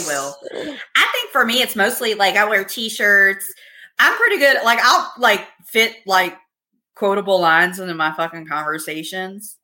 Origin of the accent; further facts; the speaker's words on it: Virginia, United States; moved away as an adult; now in Arizona, United States; I'm from Virginia